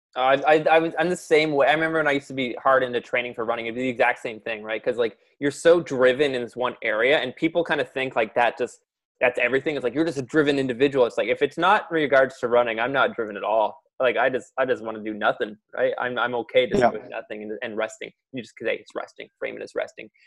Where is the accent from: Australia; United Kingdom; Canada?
Canada; Ontario; I was also from Ontario